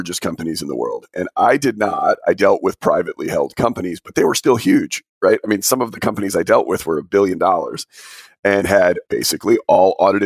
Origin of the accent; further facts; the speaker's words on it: Albany, New York, United States; I'm originally from Albany.